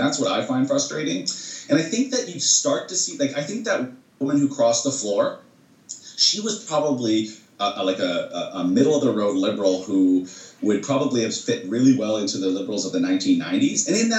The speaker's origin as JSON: {"language": "English", "country": "Canada"}